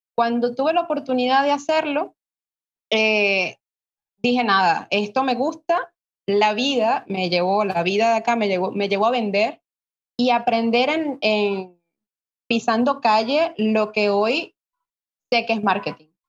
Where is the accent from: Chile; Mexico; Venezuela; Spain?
Venezuela; soy de Venezuela